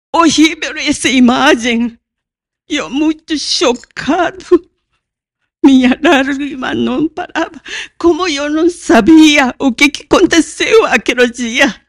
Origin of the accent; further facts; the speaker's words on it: Hiroshima, Japan; Portuguese is a second language; now in Brazil; Eu nasci na Hiroshima quando caiu na bomba atômica. Tinha dois anos.